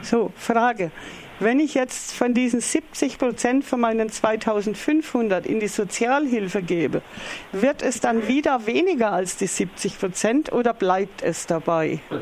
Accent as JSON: {"language": "German", "country": "Germany", "said": "bei uns in Deutschland"}